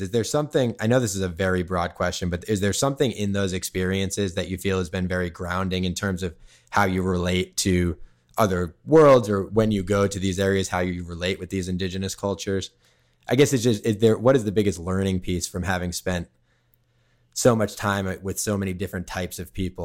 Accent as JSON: {"language": "English", "area": "Cape Cod", "region": "Massachusetts", "country": "United States", "tie": "born or raised there", "also_born_or_lived": "Silver Lake, Los Angeles", "moved": "yes", "lives_now": "Los Angeles, United States", "said": "I grew up on Cape Cod, in, in Mass"}